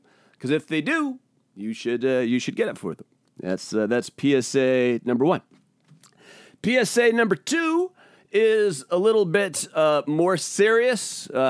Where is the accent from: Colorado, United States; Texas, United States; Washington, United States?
Washington, United States; also born or lived in Portland, Oregon; was growing up, we moved around a lot in the Pacific Northwest. And when I was in the sixth grade, I moved from Spokangeles, Washington, down to Portland, Oregon, in the middle of the school year.